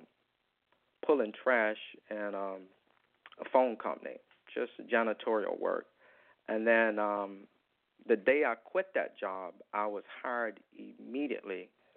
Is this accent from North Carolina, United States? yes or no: yes; Wilmington, North Carolina, United States; moved away as an adult; now in Washington, D.C., United States; I grew up in Wilmington